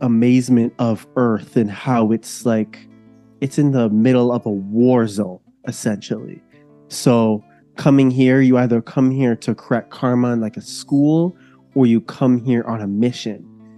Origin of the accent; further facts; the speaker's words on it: near Toronto, Ontario, Canada; I am coming from Canada. I live near Toronto. My family is from Jamaica and I was born here actually. So I've been here my whole life